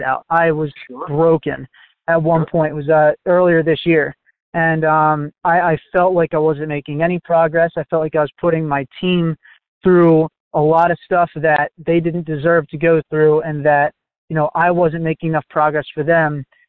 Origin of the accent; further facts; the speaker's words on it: New Jersey, United States; I'm from New Jersey still